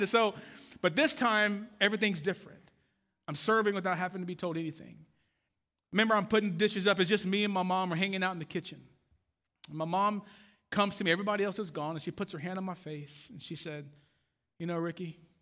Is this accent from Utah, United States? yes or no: no; Waco, Texas, United States; moved away; I am from Waco, Texas